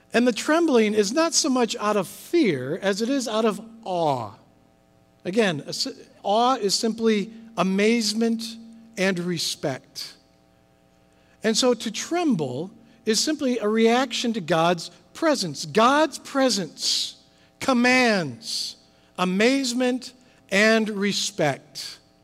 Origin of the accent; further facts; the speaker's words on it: Midwest, United States; moved away; I'm from the Midwest, grew up with thunderstorms. We don't quite have as many here as we did in the Midwest